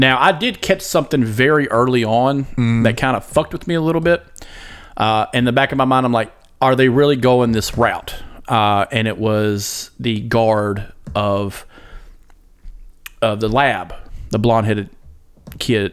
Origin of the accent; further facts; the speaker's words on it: United States; I'm an American.